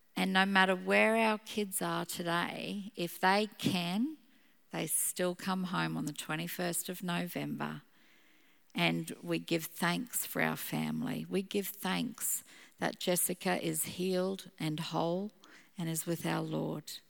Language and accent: English; Gympie, Queensland, Australia; also born or lived in Brisbane; growing up in Gympie, I was not a city girl.